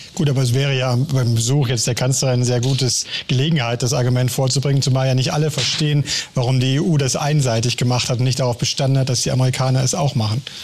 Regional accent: Germany; als Deutsche

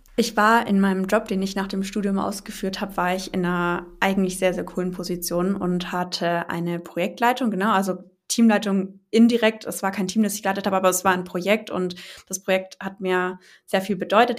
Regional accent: near Stuttgart, Baden-Württemberg, Germany; Ich komme aus der Nähe von Stuttgart

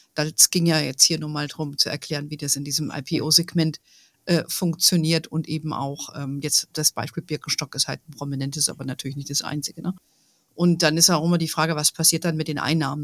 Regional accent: Germany; bei uns in Deutschland

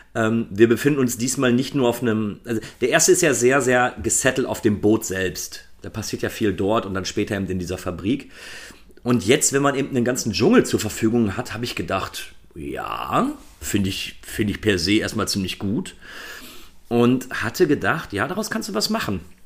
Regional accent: Germany; bei uns in Deutschland

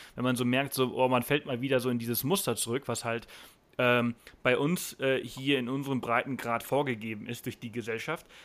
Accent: Germany

